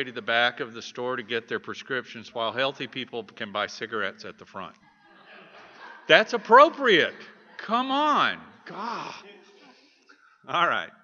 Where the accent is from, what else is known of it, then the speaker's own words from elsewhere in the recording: Texas, United States; I am a Texan